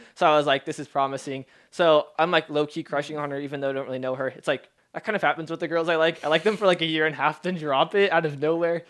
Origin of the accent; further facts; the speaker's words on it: Seattle, Washington, United States; also born or lived in Federal Way / Normandy Park; I was born in Seattle. I lived in Federal Way, and then I moved out to Normandy Park